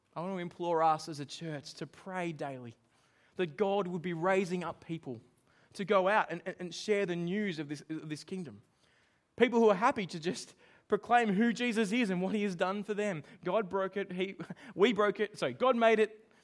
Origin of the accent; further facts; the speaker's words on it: Australia; I'm Australian